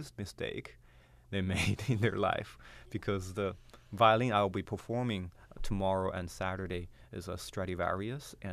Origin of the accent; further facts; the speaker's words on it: Inner Mongolia, China; now in Boston, United States; I was born in a place called Inner Mongolia